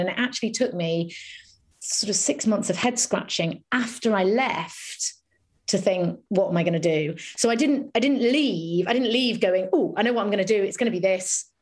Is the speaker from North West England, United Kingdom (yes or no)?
no; a little village near Harrogate, Yorkshire and the Humber, United Kingdom; also born or lived in London; I spent most of my childhood in North Yorkshire